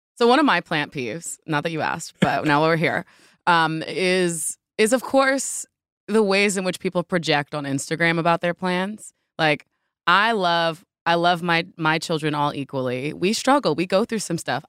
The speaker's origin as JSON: {"language": "English", "region": "New Jersey", "country": "United States", "tie": "born or raised there", "said": "I grew up in Jersey"}